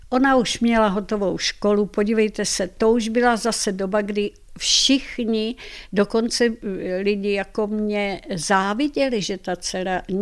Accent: Czechia; já jsem Češka Slovanka, já jsem nechtěla, nechci žít v Madridu.

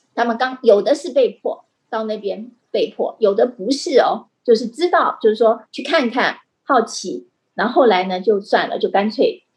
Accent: Taiwan; 我们台湾人

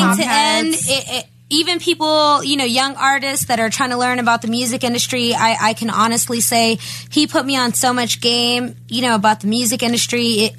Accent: Texas, United States; No, I'm from Texas.

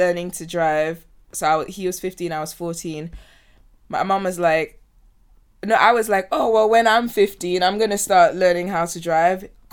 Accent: Ghana; I grew up in Ghana

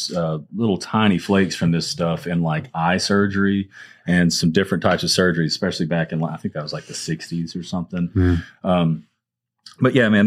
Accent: Arkansas, United States; now in Mississippi, United States; where I grew up in Arkansas

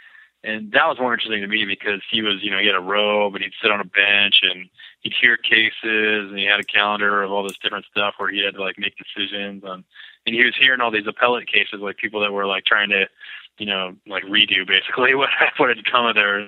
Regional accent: Lakewood, Washington, United States; I was born in Lakewood, which is like south of Tacoma.

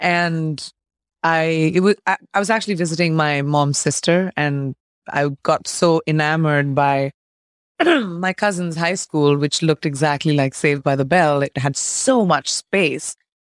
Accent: India; moved away; I think growing up in India is the definition of who I am. It's my pride and it's what I take before I even introduce myself, is the fact that I come from this incredible land of legacy.

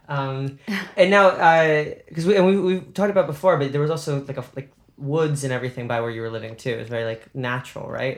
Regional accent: New York, United States; also born or lived in Boston; I'm New Yorker

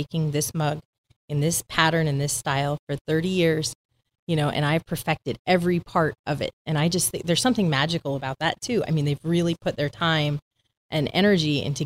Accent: the Northwest, Pacific Northwest, United States; I'm from the Northwest

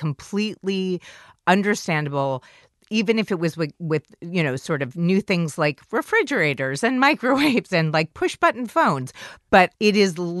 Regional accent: New York City, New York, United States; I did not grow up in the Midwest. I grew up in New York City

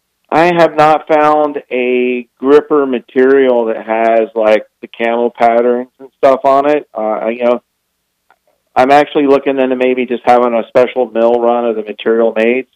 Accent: Florida, United States; moved away; I'm originally from Florida

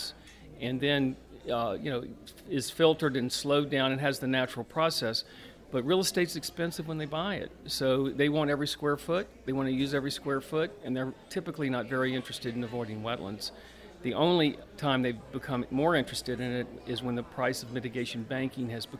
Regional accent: Baton Rouge, Louisiana, United States; I grew up in Baton Rouge, in South Baton Rouge

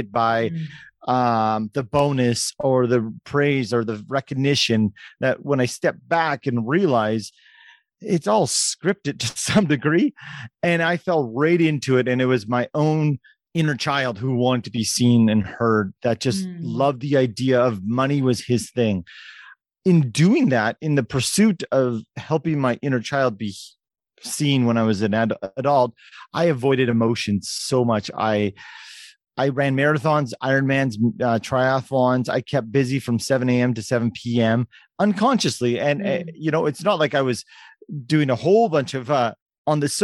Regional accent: Canada; as a Canadian kid who loved hockey

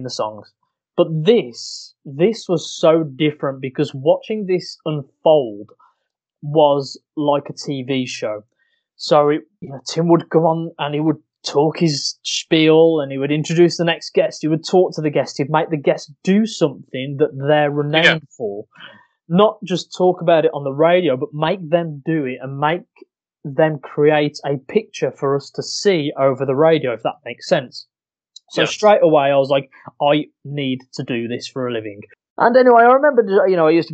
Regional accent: Walsall, West Midlands, United Kingdom; I'm originally from Walsall, which is a place near Birmingham. You can probably tell by the horrific infliction

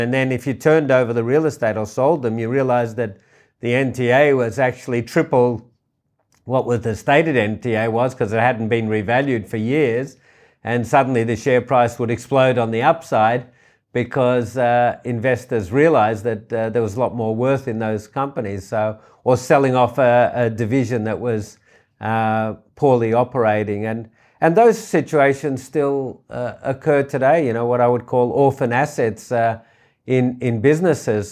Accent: Australia; also born or lived in New York; I really wanted to find an entrepreneurial environment in my hometown, uh, which I did with Richard Pratt and the Vizzy Group

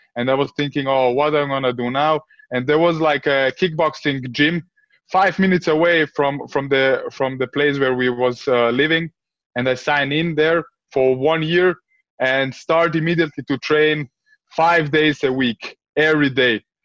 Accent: Vienna, Austria; my parents came like uh, in the 90s to Austria, like uh, refugees. And I grew up. I grew up in a in a in a in an area in Vienna

